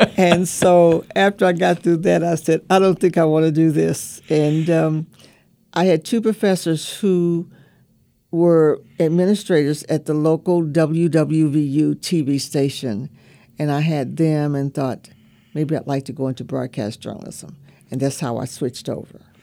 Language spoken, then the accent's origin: English; Bluefield, West Virginia, United States; I grew up in Bluefield, West Virginia, in the segregated southern part of the state